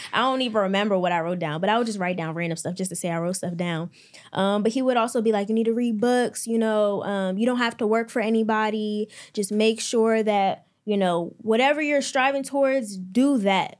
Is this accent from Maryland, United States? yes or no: yes; Maryland, United States; I'm from Maryland, twenty years old